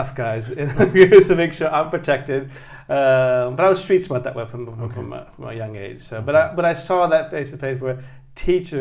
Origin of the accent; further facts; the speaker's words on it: Tokyo, Japan; I was born in Tokyo, Japan. I was raised, I guess, initially in like Tomigaya, Shibuyaku area. Mm-hmm. So Tokyo city boy